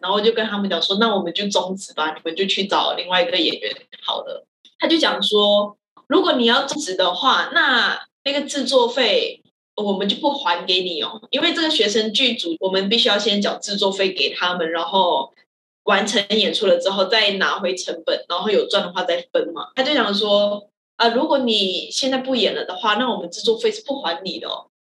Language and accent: Chinese; Malaysia; now in Taiwan; 我是马来西亚人